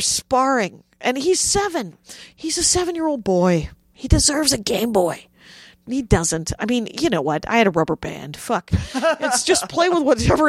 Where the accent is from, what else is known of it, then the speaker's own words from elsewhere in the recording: South Milwaukee, Wisconsin, United States; I grew up in South Milwaukee